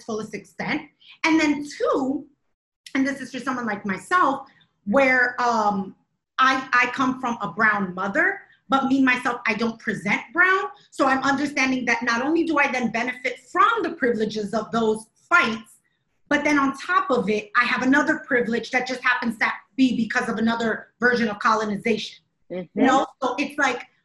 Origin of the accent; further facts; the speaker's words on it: New York City, New York, United States; I'm from New York City.